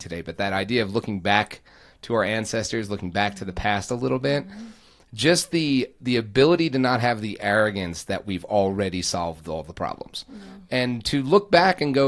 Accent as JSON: {"language": "English", "area": "Long Island", "region": "New York", "country": "United States", "tie": "born or raised there", "said": "I grew up in Long Island"}